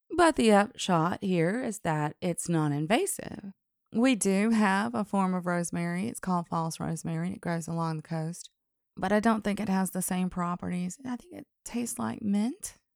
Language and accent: English; Alabama, United States; accent: Southern; I was from Alabama.